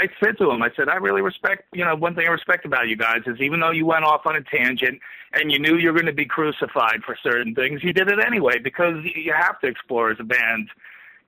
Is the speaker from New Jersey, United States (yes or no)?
yes; New Jersey, United States; now in New York, United States; I grew up in Jersey.